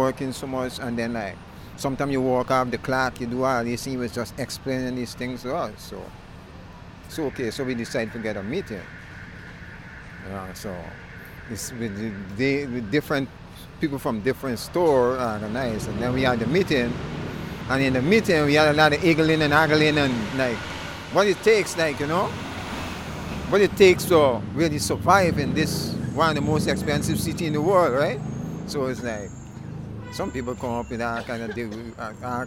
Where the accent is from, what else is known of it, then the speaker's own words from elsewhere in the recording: Guyana; now in New York, United States; I come from Guyana. The only English-speaking country in the Caribbean.